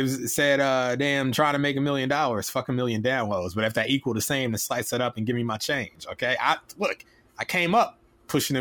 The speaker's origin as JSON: {"language": "English", "region": "Illinois", "country": "United States", "tie": "born or raised there", "said": "I grew up in Illinois"}